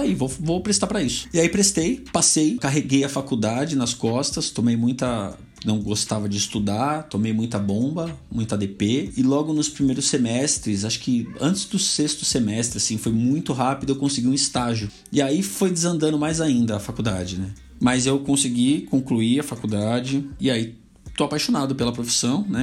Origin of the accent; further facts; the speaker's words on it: São Paulo, Brazil; also born or lived in South Zone, São Paulo; minha quebrada é Zona Leste, assim como o Mussum. Eu acho que eu sou até um pouco mais fundão do que o Mussum, porque eu sou do, do Cangaíba